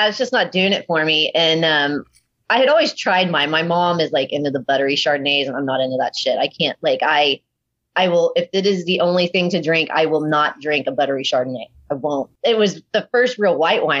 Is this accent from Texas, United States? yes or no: yes; Houston, Texas, United States; I grew up in Houston, felt like I had pretty good roots there and knew quite a few people